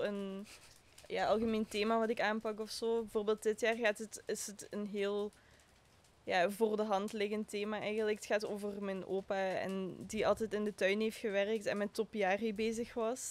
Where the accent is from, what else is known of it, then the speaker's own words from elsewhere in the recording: Maasmechelen, Flanders, Belgium; also born or lived in Genk / Antwerp; Ik ben van Maasmechelen.